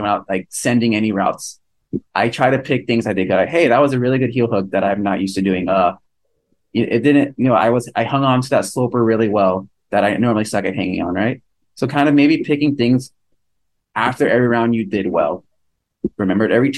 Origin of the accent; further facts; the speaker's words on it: California, United States; we're all from California